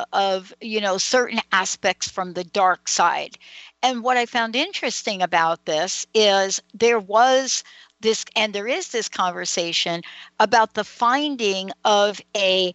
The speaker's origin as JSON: {"language": "English", "town": "New York City", "region": "New York", "country": "United States", "said": "I'm a girl from the Bronx"}